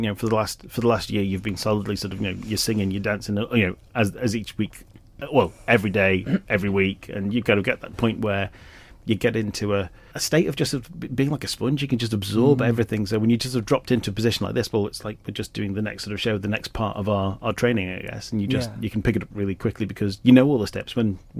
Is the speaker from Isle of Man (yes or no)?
yes; Isle of Man; People growing up in the Isle of Man, they're used to this theatre all the time and they don't realise how lucky we are to have something as amazing as this.